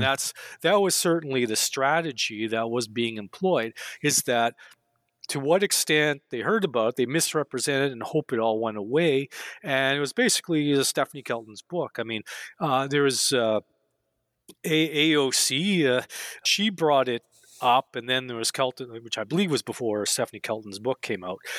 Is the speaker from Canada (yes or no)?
yes; Canada; growing up in Canada, uh, back in the day